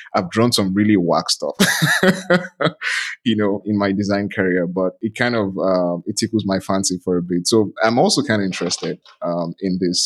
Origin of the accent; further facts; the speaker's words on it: Nigeria; I'm from Nigeria.